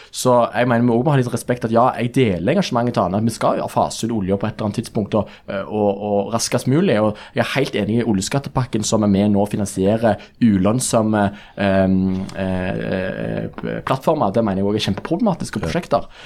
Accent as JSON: {"language": "Norwegian", "region": "Rogaland", "country": "Norway", "said": "jeg kommer fra Rogaland sjøl, så jeg reagerer jo litt på den debatten som ofte mange ungdomspolitikere har knyttet til oljenæringen"}